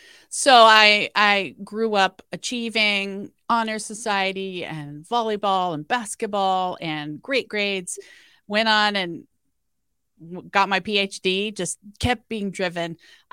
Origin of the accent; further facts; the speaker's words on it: Iowa, United States; my dad was an alcoholic and my parents are farmers and I'm from Iowa.